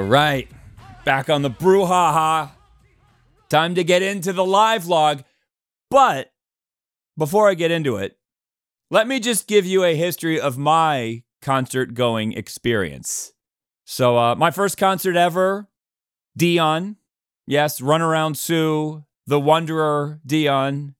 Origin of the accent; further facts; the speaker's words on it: Pittsburgh, Pennsylvania, United States; also born or lived in Cleveland; Pittsburgh, my hometown